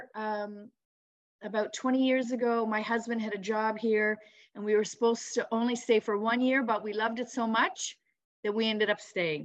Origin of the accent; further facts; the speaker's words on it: Ontario, Canada; moved away as an adult; now in St. John's, Canada; I'm originally from Ontario